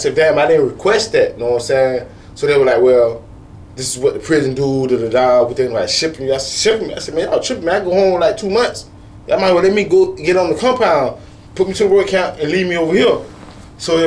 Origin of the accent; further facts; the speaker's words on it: Sarasota and Bradenton, Florida, United States; I've lived in Sarasota and Bradenton all my life. I'm not from Sarasota or Bradenton. I'm from 9-for-1